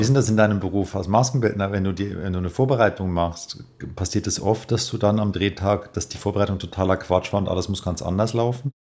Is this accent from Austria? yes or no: no; Switzerland